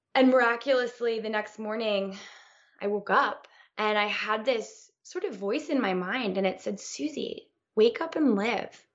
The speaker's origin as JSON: {"language": "English", "region": "Connecticut", "country": "United States", "tie": "born or raised there", "moved": "yes", "lives_now": "Los Angeles, United States", "said": "I was this little girl one of four, four blonde girls growing up in Connecticut, um, in the U S"}